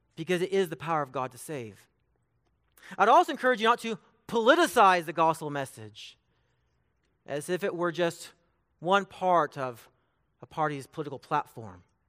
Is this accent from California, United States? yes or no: yes; Bakersfield, California, United States; now in Emporia, United States; I'm from Bakersfield, California.